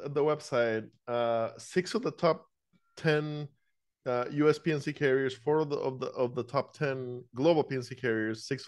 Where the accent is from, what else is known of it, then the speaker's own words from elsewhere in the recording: Costa Rica; moved away; also born or lived in Iowa / Des Moines / Columbus / Scottsdale; I grew up in Costa Rica and then I went to school in Iowa